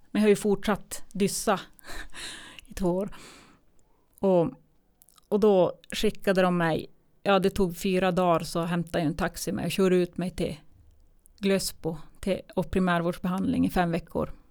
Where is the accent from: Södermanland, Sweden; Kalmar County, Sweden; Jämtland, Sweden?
Södermanland, Sweden; Eskilstuna; jag hade ju inget boende eftersom jag kom ifrån Eskilstuna.